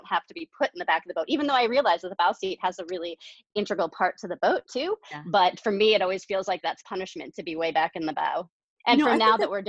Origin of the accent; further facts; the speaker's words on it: Colorado, United States; also born or lived in Rhode Island; I grew up in Colorado most of my life